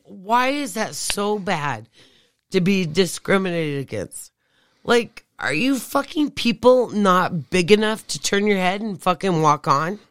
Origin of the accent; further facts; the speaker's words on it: Flagstaff, Arizona, United States; I was born and raised there.